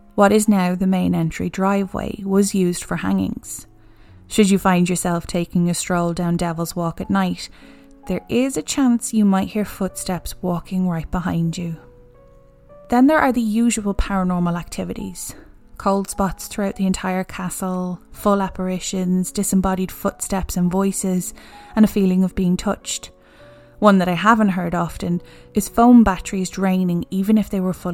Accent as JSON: {"language": "English", "country": "Ireland", "said": "we're Irish"}